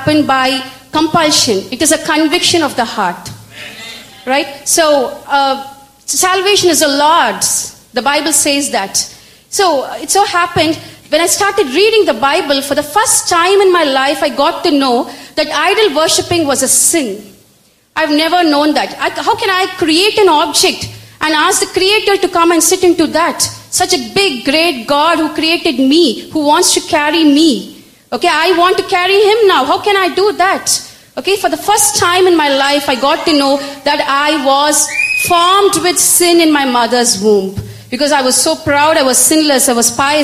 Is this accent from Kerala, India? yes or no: no; Chennai, Tamil Nadu, India; I hail from Chennai. I was born and brought up in a very orthodox Hindu Brahmin family.